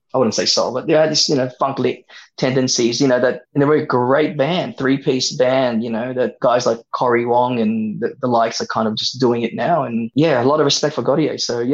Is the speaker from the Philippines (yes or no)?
yes; Philippines; I'm Filipino. I'm a 90s kid.